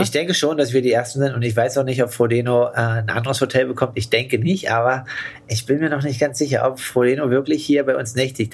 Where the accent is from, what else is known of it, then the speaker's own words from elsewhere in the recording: Germany; in Deutschland